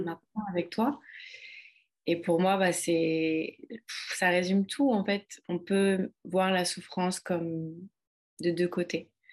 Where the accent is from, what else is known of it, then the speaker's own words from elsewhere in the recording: France; moved away as an adult; also born or lived in London; now in Ibiza, Spain; la France qui est mon pays natal